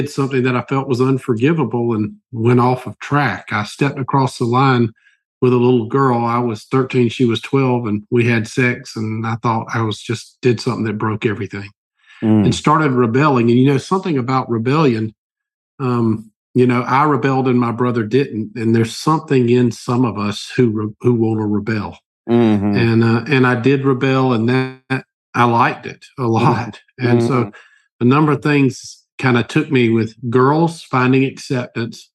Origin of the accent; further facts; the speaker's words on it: Albany, Georgia, United States; I was born in Albany, Georgia, Southeast Georgia